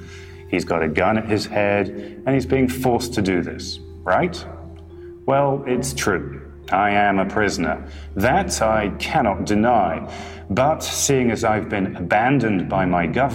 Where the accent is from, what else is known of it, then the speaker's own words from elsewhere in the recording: United Kingdom; I'm a British journalist who used to work for some of the bigger newspapers and magazines in the UK.